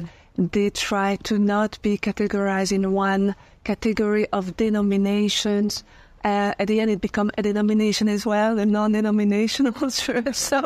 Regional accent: Belgium; also born or lived in France; now in United States; I'm French from Europe, and I grew up in Belgium, lived a few years in France

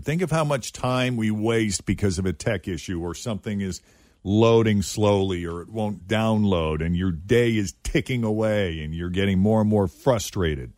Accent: New England, United States; moved away; I grew up in New England as a kid

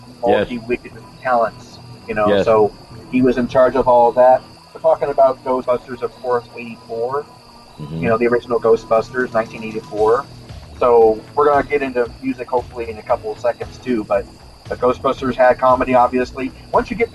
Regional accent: Los Angeles, California, United States; we're from California, so Los Angeles

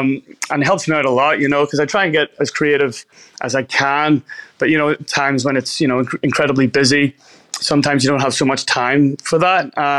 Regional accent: Belfast, Northern Ireland, United Kingdom; moved away as an adult; now in Australia; So I grew up in Belfast, a city in Northern Ireland. I lived there for 27 years of my life before coming to Australia.

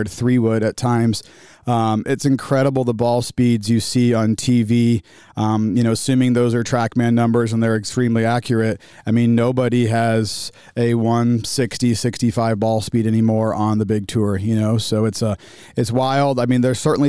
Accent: Ballwin, Missouri, United States; I grew up in St. Louis area. I grew up in Baldwin

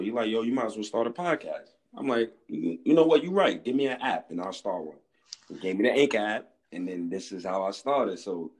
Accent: New York City, New York, United States; I'm from New York as well. I'm from Harlem, New York.

